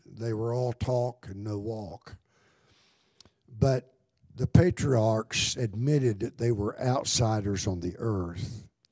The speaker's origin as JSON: {"language": "English", "country": "United States", "said": "I'm an American. I love America, but this isn't my home"}